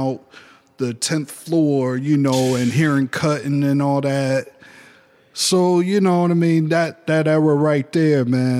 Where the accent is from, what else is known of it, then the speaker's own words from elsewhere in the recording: New York City, New York, United States; now in Ohio, United States; I'm from New York City. Okay, what part? Oh, Manhattan. What? Uptown, okay. Washington Heights.